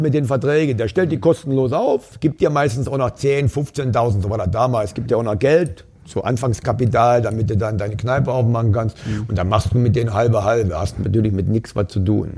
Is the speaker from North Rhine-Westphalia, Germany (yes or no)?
no; Upper Lusatia, Saxony, Germany; moved away as an adult; also born or lived in Weida, Thuringia; now in Duisburg, Germany; Aufgewachsen bin ich dann in Sachsen, ein Stück weit weg von Dresden noch, also an der polnisch-tschechischen Grenze im Dreiländereck in der Oberlausitz